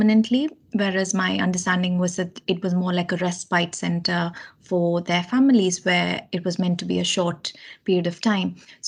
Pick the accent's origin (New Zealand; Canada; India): India; Kerala; moved away as an adult; now in United Kingdom; I grew up in India, in the south of India, in a state called Kerala.